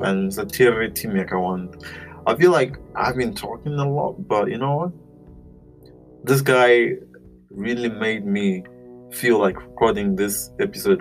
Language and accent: English; Zimbabwe; I was brought up in Zimbabwe